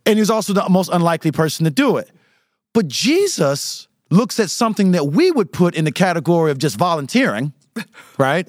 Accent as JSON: {"language": "English", "town": "St. Petersburg", "region": "Florida", "country": "United States", "said": "I am from Southside St. Petersburg"}